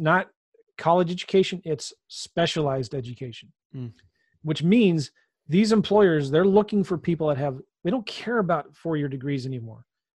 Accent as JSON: {"language": "English", "town": "San Diego", "region": "California", "country": "United States", "tie": "born or raised there", "also_born_or_lived": "Los Angeles", "lives_now": "St. Louis, United States", "said": "I'm from California. I was born in L.A., was kind of raised in San Diego, but moved a lot as a kid."}